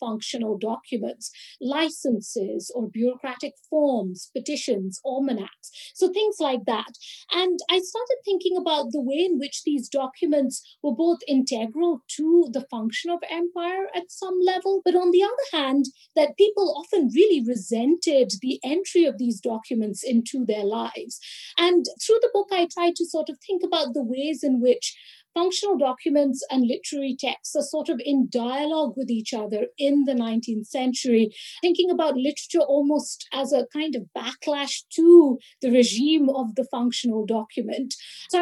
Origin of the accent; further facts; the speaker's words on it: Kolkata, West Bengal, India; moved away as an adult; also born or lived in Delhi, India / Oxford, United Kingdom; now in New Haven, United States; I grew up in Calcutta and I moved to Delhi subsequently to join university